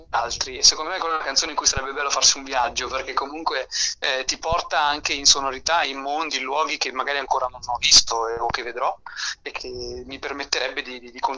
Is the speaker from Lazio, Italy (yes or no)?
no; Milan, Lombardy, Italy; born there; io eh, sono nato a Milano, ma i miei nonni sono molisani e mio nonno era un contadino